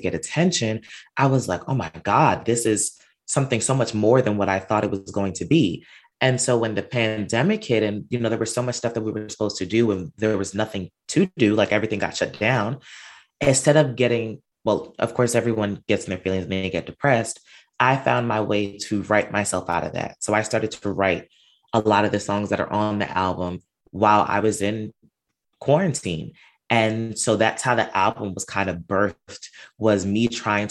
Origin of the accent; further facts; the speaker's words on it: Long Island, New York, United States; I was born and raised out here in New York, a Long Island resident